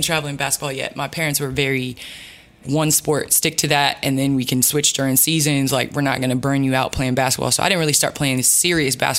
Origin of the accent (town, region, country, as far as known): Chicago, Illinois, United States; born or raised there; also born or lived in St. Louis, Missouri